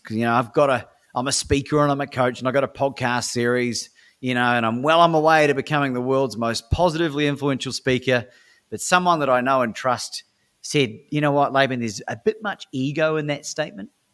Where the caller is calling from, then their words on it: Melbourne, Victoria, Australia; I'm calling from Melbourne, Australia at the time.